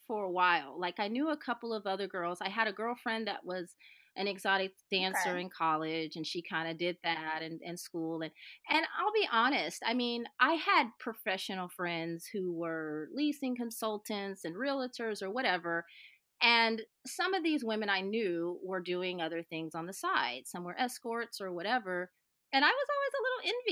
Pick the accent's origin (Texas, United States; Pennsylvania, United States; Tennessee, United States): Texas, United States; Houston; I grew up in Houston, actually